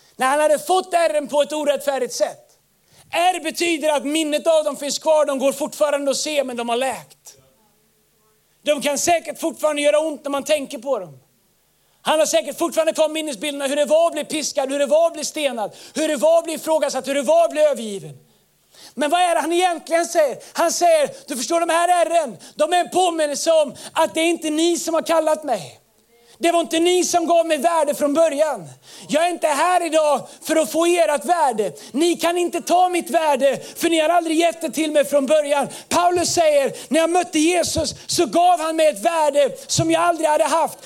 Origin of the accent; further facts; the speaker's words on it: Tidaholm, Västra Götaland, Sweden; moved away; jag är uppvuxen i Tidaholm, vi kallar det labbås